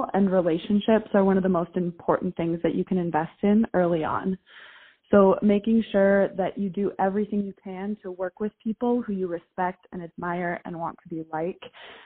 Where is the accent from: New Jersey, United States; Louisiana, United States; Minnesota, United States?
Minnesota, United States; I grew up in Minnesota, went to the University of Minnesota